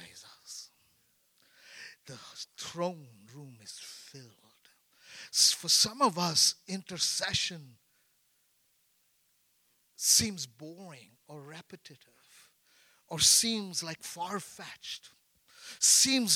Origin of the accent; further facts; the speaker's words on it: India; I'm an Indian.